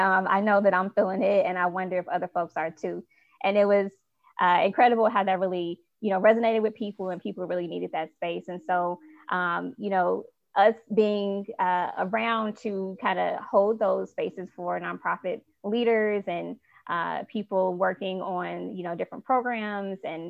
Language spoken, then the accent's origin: English; Chicago, Illinois, United States; I'm from Chicago